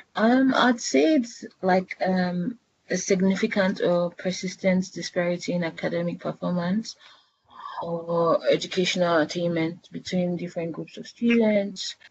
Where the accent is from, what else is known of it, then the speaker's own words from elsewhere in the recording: Nigeria; moved away as an adult; now in United Kingdom; I'm Nigerian. I've been here for the past five years